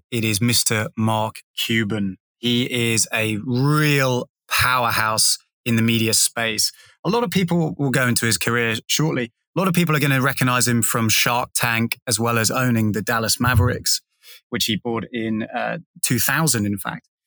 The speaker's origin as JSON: {"language": "English", "region": "England", "country": "United Kingdom", "moved": "yes", "lives_now": "Sydney, Australia", "said": "as an Englishman"}